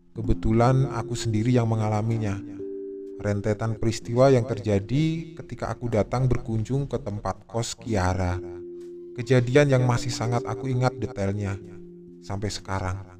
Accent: Jakarta, Indonesia; Walaupun lahir dan besar di Jakarta, tapi kedua orang tuaku asli dari Jogja.

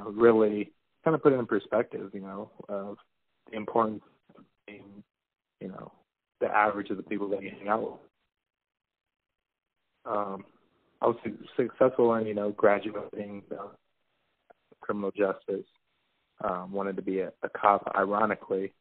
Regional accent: Riverside, California, United States; also born or lived in Las Vegas, Nevada / Chico, California; I mainly grew up in Riverside, California.

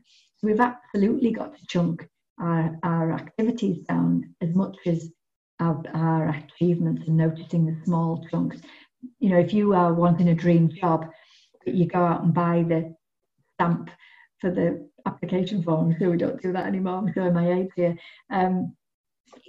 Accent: United Kingdom; I am British

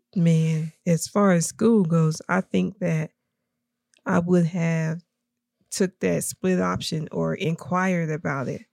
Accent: Tennessee, United States; also born or lived in Kentucky / Knoxville; we moved to Tennessee, um, probably, I think, when I was about three or four

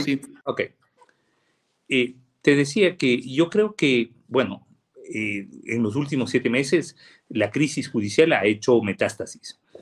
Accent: Riobamba, Chimborazo, Ecuador; yo soy de Chimborazo y soy de Riobamba

